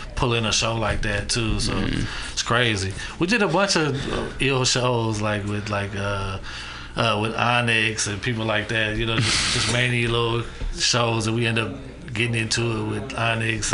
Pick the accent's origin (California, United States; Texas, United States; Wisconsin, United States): California, United States; San Francisco; me growing up in Fillmore and me working on Market Street, I know a lot of Frisco cats